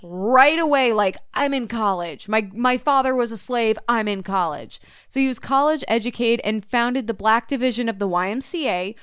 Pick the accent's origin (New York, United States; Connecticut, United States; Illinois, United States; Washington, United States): Illinois, United States; I grew up in Illinois